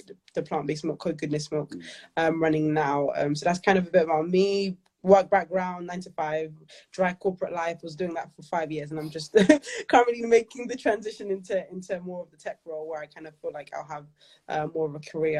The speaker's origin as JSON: {"language": "English", "region": "London", "country": "United Kingdom", "tie": "born or raised there", "said": "I grew up in Peckham, one of five, the youngest. Born and raised, as I said, in Peckham. Always lived in South London."}